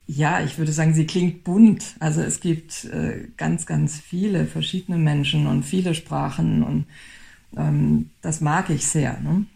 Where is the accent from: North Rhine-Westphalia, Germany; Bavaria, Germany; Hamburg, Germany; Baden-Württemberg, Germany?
Baden-Württemberg, Germany; now in Düsseldorf, Germany; ich komme aus Südbaden